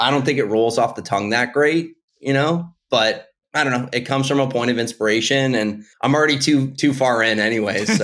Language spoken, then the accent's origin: English; Boston, Massachusetts, United States; now in Charleston, United States; I come from Boston, Massachusetts, and now I live in Charleston, South Carolina